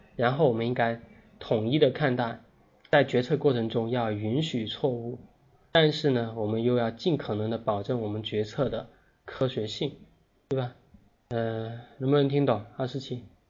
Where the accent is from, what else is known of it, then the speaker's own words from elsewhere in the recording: China; 我们中国人